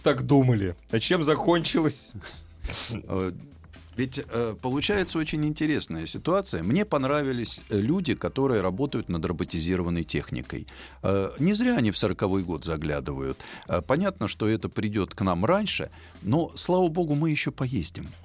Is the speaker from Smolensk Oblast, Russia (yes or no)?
no; Moscow, Russia; Ну, я москвич.